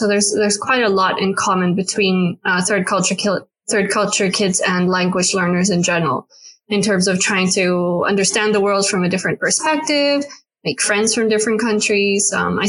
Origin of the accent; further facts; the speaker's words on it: South Africa; So I haven't necessarily grown up for a long time in South Africa, even though I am South African.